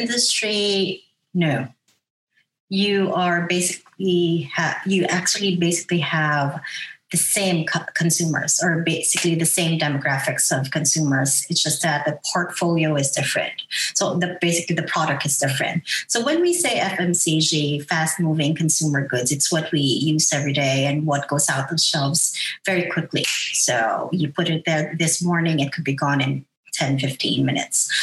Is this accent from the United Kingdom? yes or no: no; Philippines; moved away as an adult; now in Australia; I am from the Philippines. I'm a Filipina.